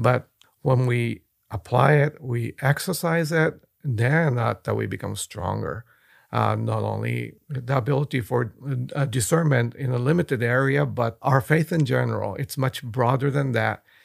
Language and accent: English; Japan; moved away; I was born and raised in Japan. I speak the language.